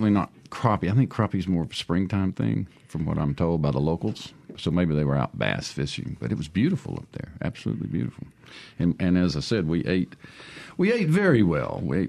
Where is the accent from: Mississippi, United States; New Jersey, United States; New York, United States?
Mississippi, United States; Boonville; And historically, growing up in Boonville, there was always a hot tamale stand there on the corner of Main Street.